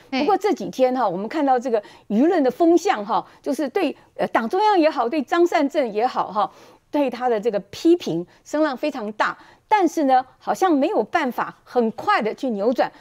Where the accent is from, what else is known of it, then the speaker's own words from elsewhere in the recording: Taoyuan, Taiwan; 我自己啊，是在桃园出生长大的，从小学到高中都是在桃园读书啊，所以对桃园是非常有感情